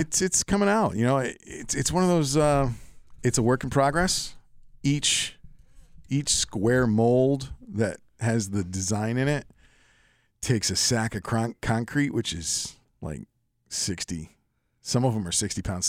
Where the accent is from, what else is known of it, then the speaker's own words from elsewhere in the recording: Pittsfield, Massachusetts, United States; moved away; also born or lived in Springfield, Massachusetts; I'm really from Pittsfield